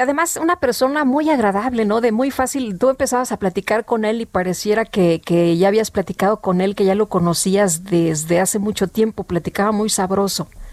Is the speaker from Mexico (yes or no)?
yes; Mexico City, Mexico; Allá en mi pueblo, en Coajimalpa